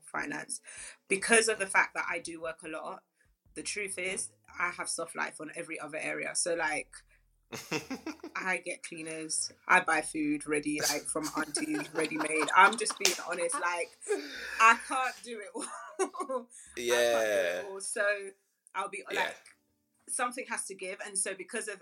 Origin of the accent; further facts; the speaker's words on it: London, United Kingdom; I was born in Southeast London, Camberwell, King's College Hospital, to be precise.